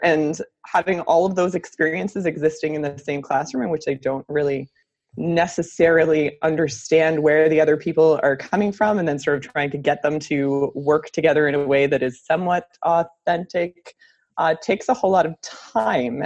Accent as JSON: {"language": "English", "country": "United States", "also_born_or_lived": "Baltimore, Maryland", "moved": "as an adult", "lives_now": "Canada", "said": "I'm actually American"}